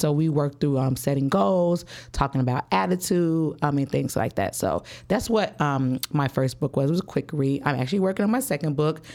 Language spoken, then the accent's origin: English; Chicago, Illinois, United States; I'm from the West Side, Chicago. Grew up, um, on the West Side, moved all around the West Side all my life